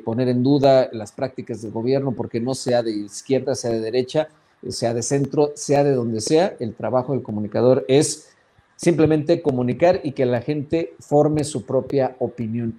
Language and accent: Spanish; Sonora, Mexico; yo soy de Sonora